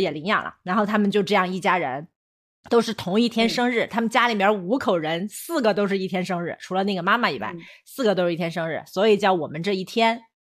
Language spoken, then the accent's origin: Chinese; China; 我们中国人那么，那么注重家庭观念